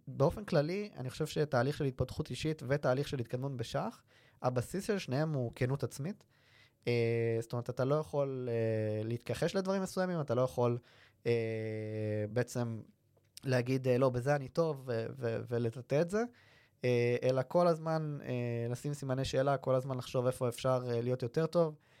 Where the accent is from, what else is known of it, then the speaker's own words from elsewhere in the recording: Kfar Saba, Central District, Israel; אני גדלתי בכפר סבא